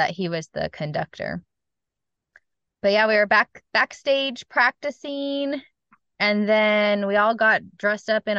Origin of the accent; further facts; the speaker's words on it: Southern California, United States; Growing up in Southern California